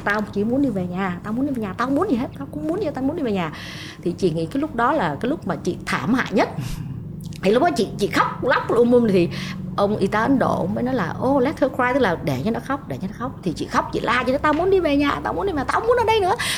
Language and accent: Vietnamese; Vietnam; moved away as an adult; now in United States